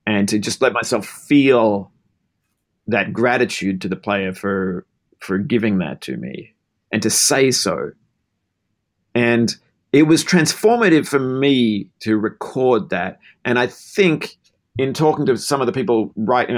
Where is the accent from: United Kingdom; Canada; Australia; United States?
Australia; Melbourne, Victoria; I grew up in Melbourne, Australia